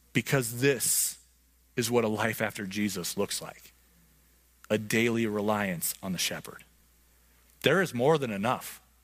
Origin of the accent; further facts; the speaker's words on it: Montana, United States; I grew up in Montana